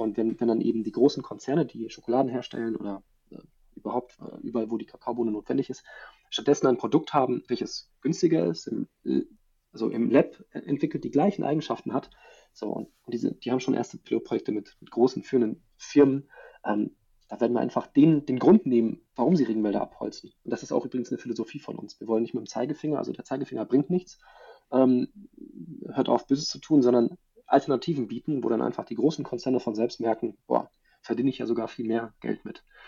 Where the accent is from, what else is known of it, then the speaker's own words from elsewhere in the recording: Germany; bei uns in Deutschland